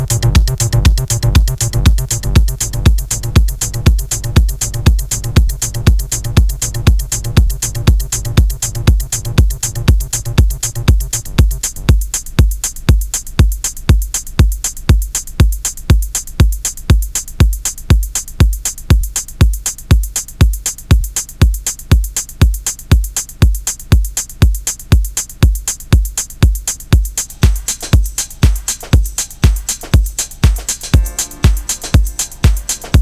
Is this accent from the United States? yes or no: yes; Midwest, United States; I'm from the Midwest